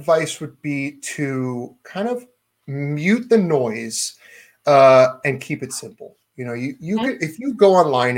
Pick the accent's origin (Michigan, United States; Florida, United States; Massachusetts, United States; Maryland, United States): Maryland, United States; I grew up in Maryland where crab is king